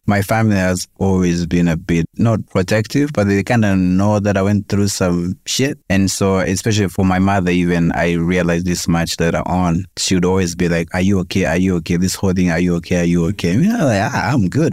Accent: Kenya; also born or lived in Rwanda / Congo / Tanzania / Canada; I grew up here, I went to school here, went to primary school here, high school here

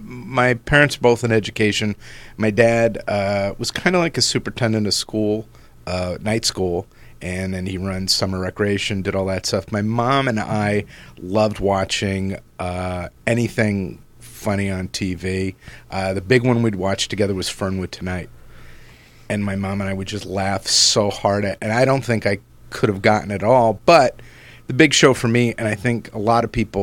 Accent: Lakewood, New Jersey, United States; I grew up in Jersey and Lakewood.

